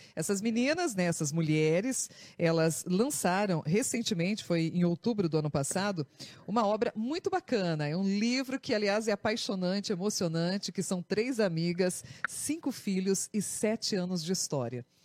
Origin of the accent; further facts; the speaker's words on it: Brazil; nós que somos brasileiros